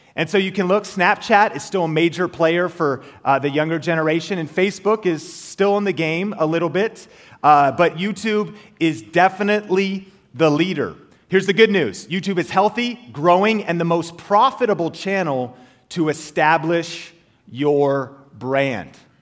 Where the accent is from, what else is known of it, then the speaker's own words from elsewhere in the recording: Marysville, Washington, United States; also born or lived in Arlington, Washington; I grew up in Marysville, uh, Washington, Arlington, Washington, an hour north of Seattle.